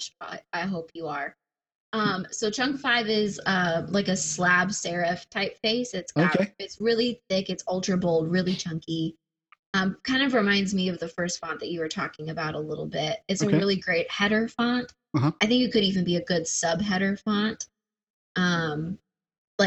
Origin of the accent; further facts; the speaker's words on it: Cincinnati, Ohio, United States; I grew up in Cincinnati, Ohio